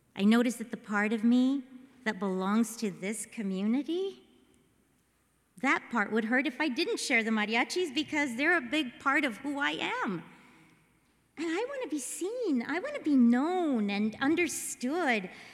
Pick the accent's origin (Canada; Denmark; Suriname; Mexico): Mexico; I'm from Mexico